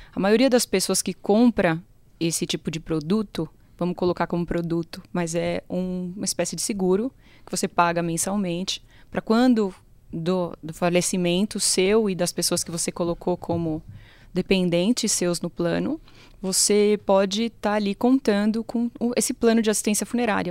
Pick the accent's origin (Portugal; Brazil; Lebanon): Brazil; enquanto brasileiros